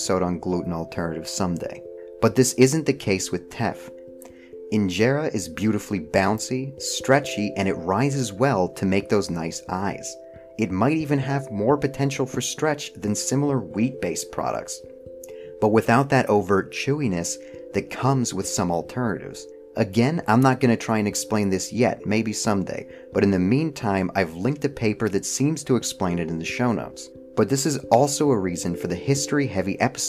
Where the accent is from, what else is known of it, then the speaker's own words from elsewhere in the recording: Canada; now in United States; I was born in Canada, I live in the United States